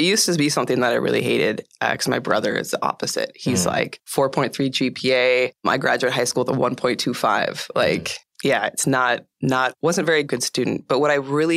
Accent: East Bay, Northern California, United States; also born or lived in Oakland, California; I was born in the Bay Area in Oakland. And I grew up, when I was five, my parents moved from there to about 45 minutes east of Oakland to this really small town. And so I grew up in the East Bay and in Northern California

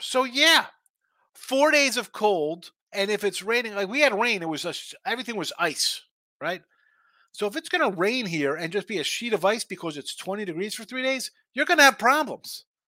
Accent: New Jersey, United States; moved away; I'm from Jersey.

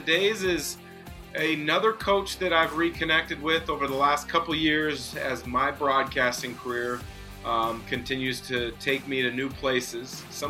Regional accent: West Coast, United States; growing up on the West Coast myself

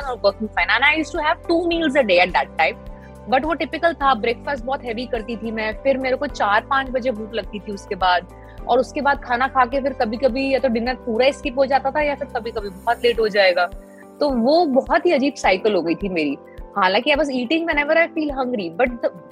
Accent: Delhi, India; मैं दिल्ली से हूँ

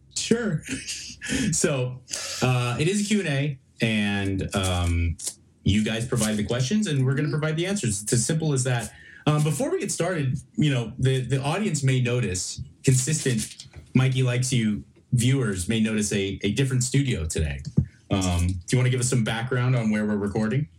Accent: Los Angeles, California, United States; moved away as an adult; now in Texas, United States; about Los Angeles and Venice because I grew up there

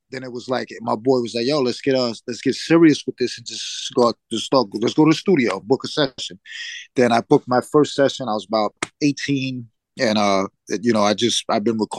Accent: Bronx, New York, United States; I had, you know, I grew up, my father was in and out of my life

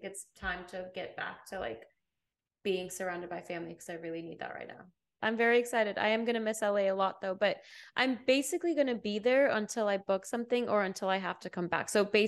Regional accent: England, United Kingdom; moved away as an adult; also born or lived in Botswana; now in United States; I'm from England. I grew up in England and Botswana, so I didn't have an American accent, but I would practice in the shower. I came here for university 12 years ago.

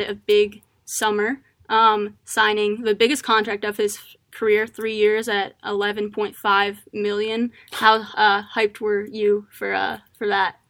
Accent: Maryland, United States; I'm from Maryland.

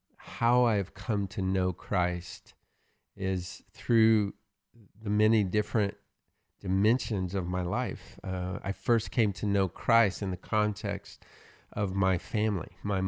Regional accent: Oklahoma, United States; I'm from Oklahoma, so we have those.

